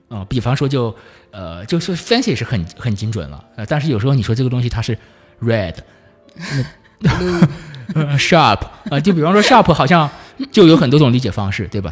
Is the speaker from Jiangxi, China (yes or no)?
yes; Nanchang, Jiangxi, China; moved away; 我是，呃，江西南昌人嗯。就，就在我的老家，现在有很多上年纪一点的人，他是根本不会说普通话